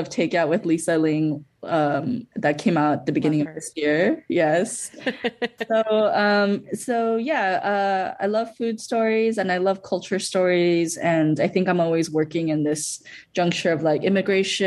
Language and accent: English; Los Angeles, California, United States; also born or lived in Bolivia; I live in LA. I lived in LA for my childhood as well as my adult life.